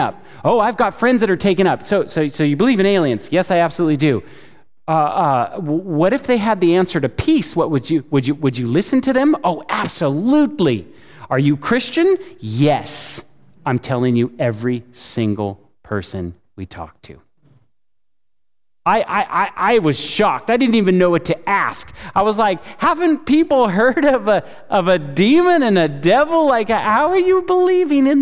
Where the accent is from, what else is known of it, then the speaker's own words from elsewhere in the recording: California, United States; now in Chattanooga, United States; I live in Chattanooga. I live in the Bible Belt, right? I'm from California.